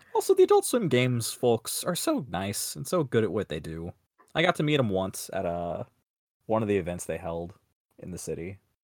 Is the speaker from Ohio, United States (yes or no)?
no; Atlanta, Georgia, United States; now in Maryland, United States; growing up in Atlanta